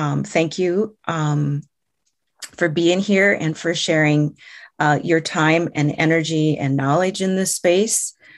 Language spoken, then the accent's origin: English; Iowa, United States; First off, let me introduce myself. And I am from the Meskwaki tribe. Our community is located in central Iowa.